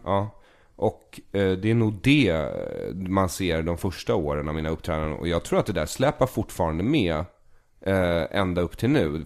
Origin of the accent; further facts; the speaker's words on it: Solna, Stockholm County, Sweden; also born or lived in Tel Aviv, Israel; jag är uppvuxen i Bergshamra, men skolan ligger på Östermalm